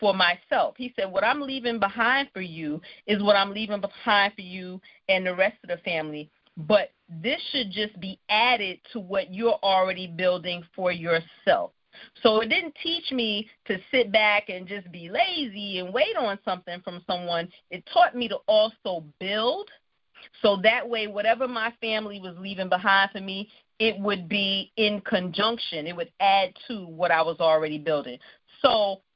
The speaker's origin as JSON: {"language": "English", "town": "New York City", "region": "New York", "country": "United States", "tie": "born or raised there", "said": "I grew up in Brooklyn, New York"}